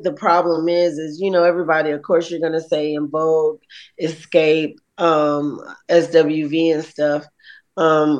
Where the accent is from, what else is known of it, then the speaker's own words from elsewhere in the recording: East Point, Georgia, United States; also born or lived in College Park, Georgia; growing up in Jelly Beans and when I used to live in the hood in East Point, College Park